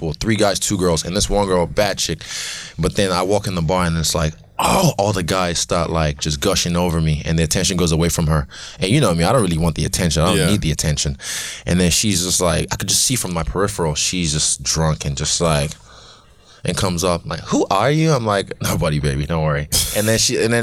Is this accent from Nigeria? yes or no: yes; Nigeria; I'm Nigerian.